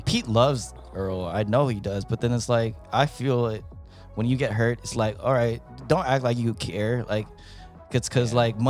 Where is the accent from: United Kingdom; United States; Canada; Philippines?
Philippines; I'm not going to make any excuses for Pacquiao just because I'm Filipino